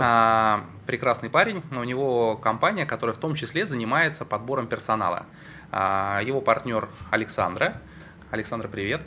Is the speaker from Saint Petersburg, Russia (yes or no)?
yes; Saint Petersburg, Russia; я родился и вырос в Петербурге